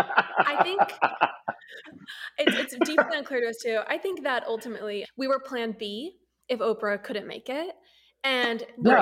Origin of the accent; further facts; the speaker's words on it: United States; we all knew about the royals growing up as Americans